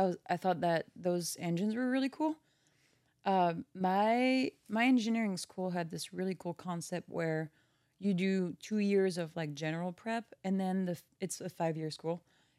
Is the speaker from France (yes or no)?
yes; France; English is a second language; moved away as an adult; now in Milwaukee, United States; I grew up in a farm.